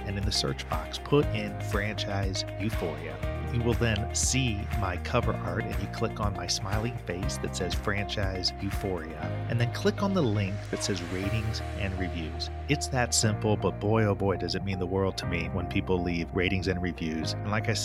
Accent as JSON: {"language": "English", "region": "Indiana", "country": "United States", "said": "I'm from Indiana."}